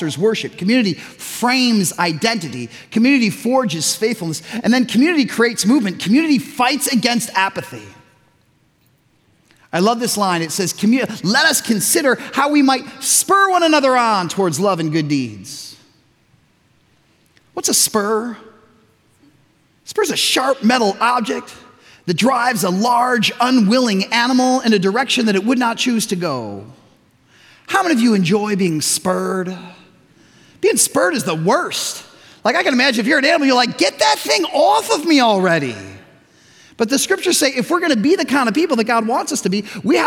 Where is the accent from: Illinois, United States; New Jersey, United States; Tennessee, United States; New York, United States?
Illinois, United States; Chicago; also born or lived in Tucson / West Michigan; now in Zeeland, United States; We're growing up in Chicago, suburban Chicago